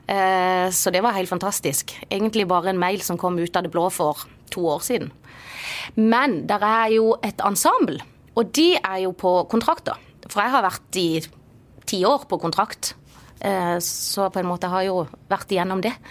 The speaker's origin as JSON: {"language": "Norwegian", "region": "Agder", "country": "Norway", "accent": "Marnardal dialect", "said": "jo på en måte den avsløpende marnardalsdialekten. Og tidligere så har det liksom vært at folk tror jeg er fra Vennesla."}